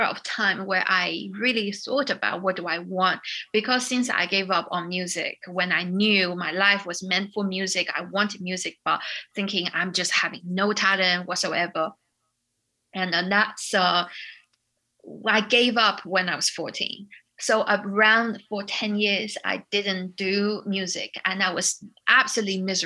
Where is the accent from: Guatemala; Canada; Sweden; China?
China; moved away as an adult; also born or lived in United Kingdom; I came from China